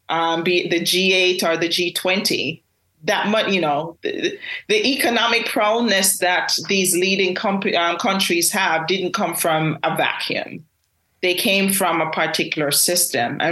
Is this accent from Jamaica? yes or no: yes; Jamaica; as a Jamaican